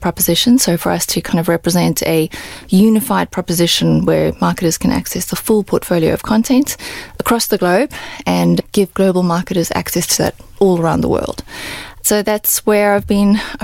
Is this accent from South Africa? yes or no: yes; South Africa; moved away; I'm South African and I grew up in South Africa